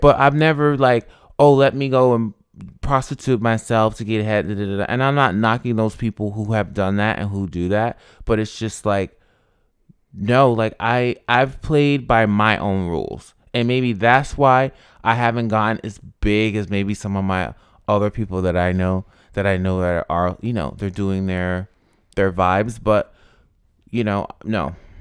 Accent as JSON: {"language": "English", "town": "Albany", "region": "New York", "country": "United States", "tie": "born or raised there", "also_born_or_lived": "Rochester, New York", "moved": "as an adult", "lives_now": "Los Angeles, United States", "said": "I was born in Rochester, but I grew up in Albany"}